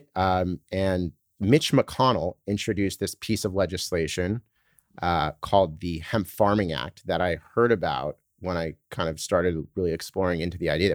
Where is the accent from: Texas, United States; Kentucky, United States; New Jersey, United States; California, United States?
California, United States; Laguna Beach; moved away as an adult; also born or lived in San Francisco / Boston / New York; I was born in San Francisco actually, but uh, grew up in Laguna Beach in Southern California